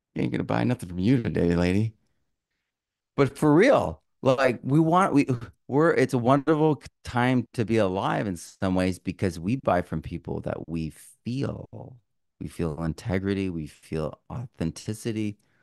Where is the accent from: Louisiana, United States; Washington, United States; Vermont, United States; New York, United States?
Vermont, United States; moved away; also born or lived in Sonoma County, California; I grew up in Vermont